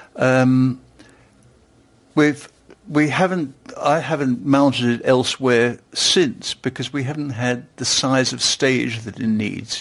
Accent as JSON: {"language": "English", "region": "London", "country": "United Kingdom", "tie": "born or raised there", "also_born_or_lived": "Stuttgart", "moved": "as an adult", "said": "I was born in London."}